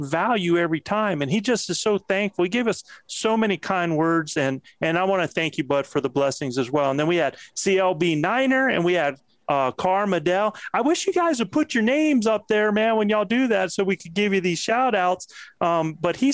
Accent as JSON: {"language": "English", "town": "Moyock", "region": "North Carolina", "country": "United States", "tie": "born or raised there", "moved": "yes", "said": "I was raised in Moyock, North Carolina, a stone's throw from Elizabeth City"}